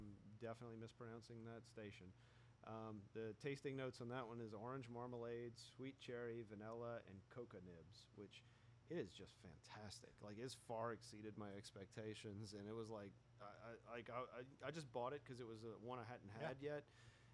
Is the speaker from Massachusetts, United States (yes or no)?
no; Louisiana, United States; we're from Louisiana, and we have snowballs here